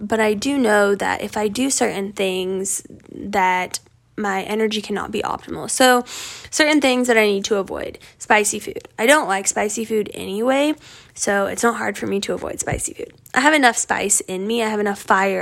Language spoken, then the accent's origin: English; Northeast Colorado, United States; moved away as an adult; also born or lived in California; And I grew up in Northeast Colorado on a farm.